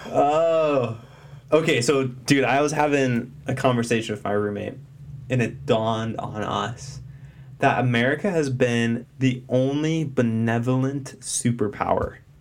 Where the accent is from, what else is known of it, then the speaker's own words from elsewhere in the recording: United States; as an American